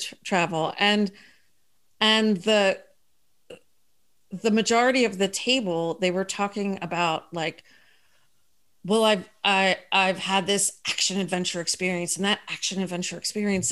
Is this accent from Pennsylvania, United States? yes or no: yes; Philadelphia, Pennsylvania, United States; moved away as an adult; also born or lived in Denver, Colorado; now in Florida, United States; I'm from Philadelphia originally